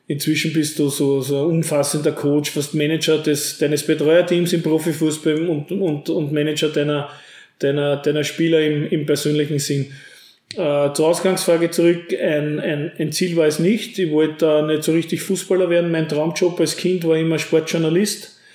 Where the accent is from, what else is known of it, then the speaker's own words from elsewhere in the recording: St. Pölten, Lower Austria, Austria; now in Herzogenburg, Austria; Hier, ähnlich wie meine Heimatstadt St. Pölten, hat sich ja Herzogenburg in den letzten Jahren sehr, sehr toll entwickelt.